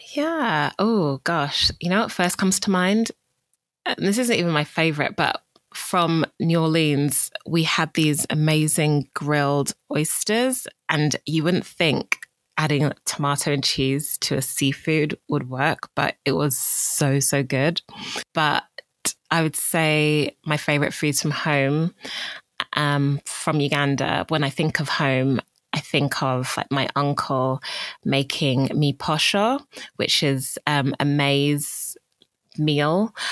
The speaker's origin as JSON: {"language": "English", "town": "Bromley", "region": "London", "country": "United Kingdom", "tie": "born or raised there", "also_born_or_lived": "Greenwich", "said": "I grew up in Bromley, um, which is a neighbouring borough"}